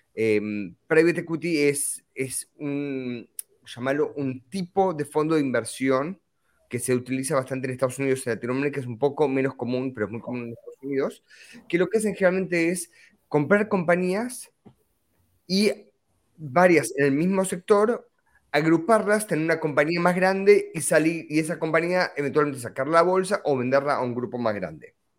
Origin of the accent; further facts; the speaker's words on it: Argentina; moved away; soy originalmente argentino